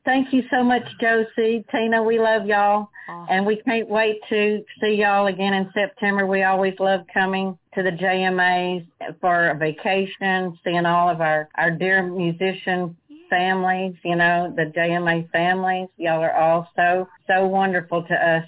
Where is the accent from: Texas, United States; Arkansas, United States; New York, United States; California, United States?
Texas, United States; Marshall; also born or lived in Caddo Lake; I was born in Marshall and you know, raised in Marshall mostly